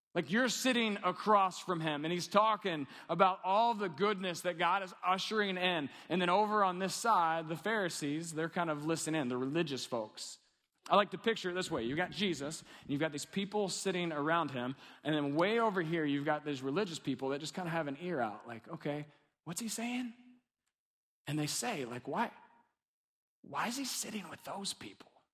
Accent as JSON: {"language": "English", "region": "Kentucky", "country": "United States", "said": "I'm from Kentucky."}